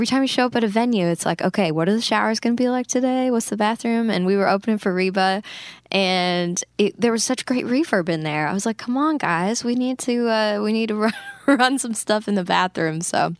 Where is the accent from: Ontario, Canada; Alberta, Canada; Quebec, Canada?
Alberta, Canada; Grand Prairie; it's this concert fundraiser we do up in my hometown in Grand Prairie, Alberta, for our local youth shelter.